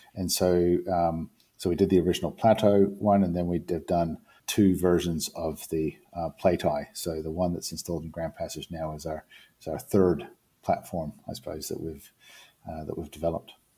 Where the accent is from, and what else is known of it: New Zealand; moved away